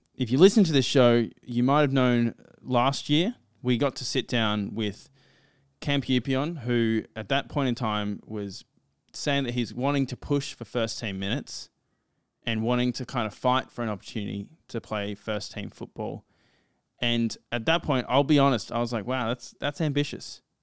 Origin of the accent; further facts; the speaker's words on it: Australia; as an Australian